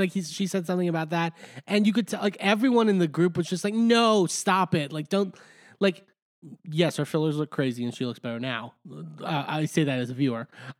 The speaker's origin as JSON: {"language": "English", "town": "Miami", "region": "Florida", "country": "United States", "said": "if I go to other Spanish-speaking areas, they can recognize that I'm from Miami immediately in terms of, like, how I talk."}